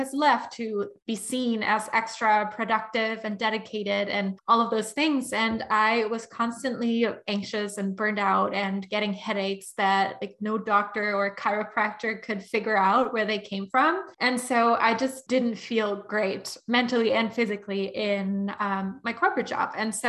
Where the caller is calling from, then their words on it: London, United Kingdom; I'm tuning in from London.